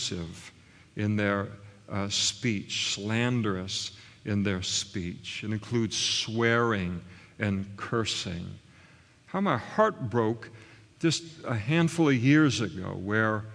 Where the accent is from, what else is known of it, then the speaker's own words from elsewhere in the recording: United States; I grew up in the United States of America